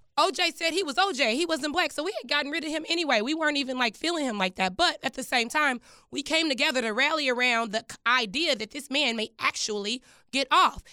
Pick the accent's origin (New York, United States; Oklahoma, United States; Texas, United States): Texas, United States; Dallas; moved away; also born or lived in Washington, D.C.; I grew up in Dallas, Texas